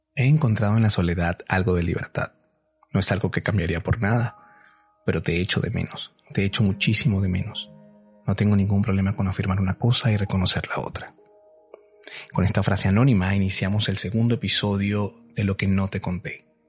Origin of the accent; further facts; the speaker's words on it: Venezuela; moved away as an adult; Cuando yo salí de Venezuela hace ocho años, me costó muchísimo desapegarme de todo lo que en algún momento fui, sobre todo de mi familia, de mis abuelos